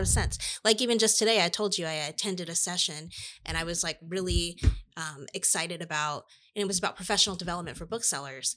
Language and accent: English; Iowa, United States; I'm from Iowa